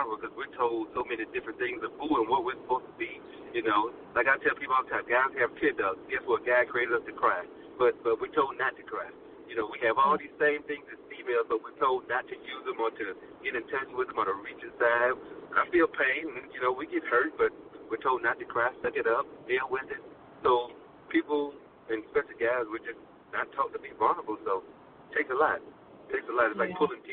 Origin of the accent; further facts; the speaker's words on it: Alabama, United States; that's where I'm from. I'm from Alabama